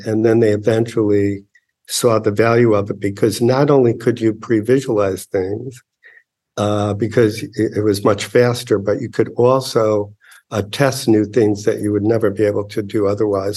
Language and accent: English; Chicago, Illinois, United States; I grew up in Chicago in public schools